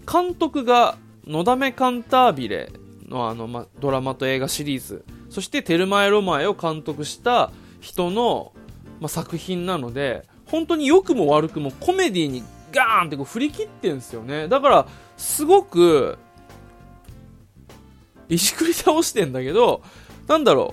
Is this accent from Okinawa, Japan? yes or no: yes; Okinawa, Japan; also born or lived in Tokyo / Omiya, Saitama; now in Saitama, Japan; 今住んでるのも埼玉で。で、なぜかまあ主演の2人が沖縄出身と。で、俺も地元が沖縄なんで、